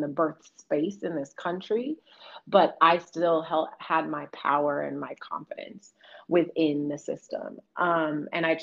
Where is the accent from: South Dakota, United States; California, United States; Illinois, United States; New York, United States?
California, United States; Oakland; moved away; I'm born and raised in Oakland